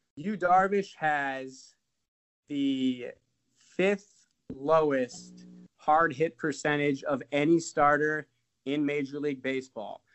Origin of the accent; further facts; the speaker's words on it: South Bend, Indiana, United States; I'm from South Bend, so it's kind of close to Chicago